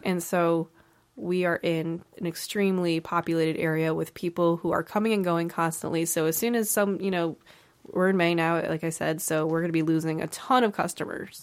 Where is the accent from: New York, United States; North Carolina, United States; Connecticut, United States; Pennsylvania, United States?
Connecticut, United States; East Haven; I grew up in East Haven